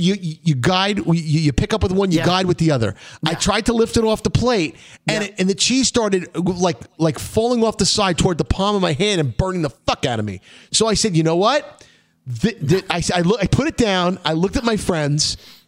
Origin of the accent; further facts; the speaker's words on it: New York City, New York, United States; you know that we're both from Brooklyn, born